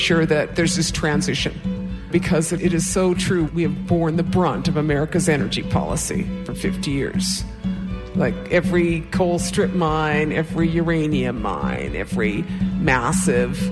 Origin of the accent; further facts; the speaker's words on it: White Earth Reservation, Minnesota, United States; I'm from the White Earth Reservation and Bear Clan